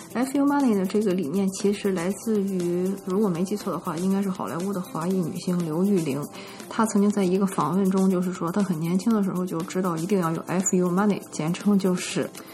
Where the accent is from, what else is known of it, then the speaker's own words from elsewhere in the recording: northern China, China; moved away; 我在国内长大嘛